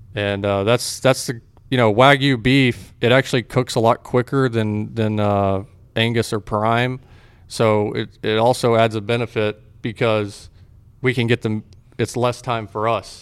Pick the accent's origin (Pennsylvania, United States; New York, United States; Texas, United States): Texas, United States; also born or lived in Fort Worth, Texas / Waco, Texas; I grew up, uh, in Fort Worth. I was born in Fort Worth. I grew up in different areas of Texas